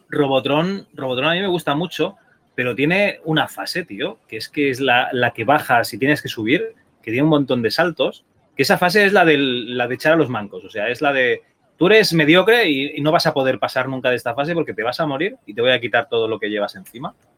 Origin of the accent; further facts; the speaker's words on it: Spain; como buenos españoles